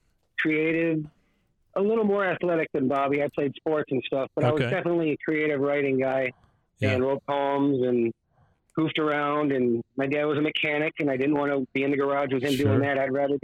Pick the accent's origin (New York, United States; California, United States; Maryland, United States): New York, United States; Syracuse; moved away as an adult; also born or lived in Boston / Atlanta / Nashville / Hawaii; I grew up in Syracuse, and then I went to school in Boston.